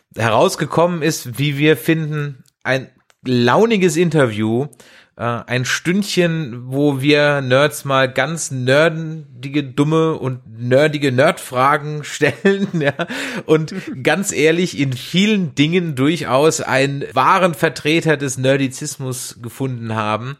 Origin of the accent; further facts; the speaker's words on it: south of the Weißwurstäquator, Southern Germany, Germany; ich bin ja eher so südlich des Weißwurst Ecuadors wo, groß geworden